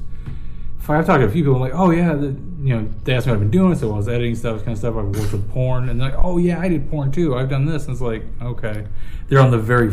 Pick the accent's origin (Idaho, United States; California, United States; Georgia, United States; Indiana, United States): California, United States; Ventura; I grew up in Ventura.